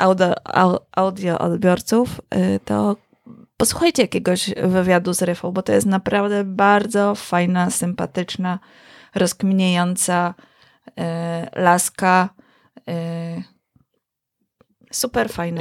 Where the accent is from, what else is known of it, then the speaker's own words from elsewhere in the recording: Kielce, Świętokrzyskie Voivodeship, Poland; miasto, skąd pochodzimy z Konradem